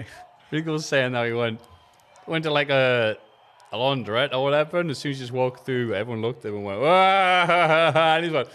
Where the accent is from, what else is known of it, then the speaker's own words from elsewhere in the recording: Ontario, Canada; I'm from Ontario. Canada, Fornia.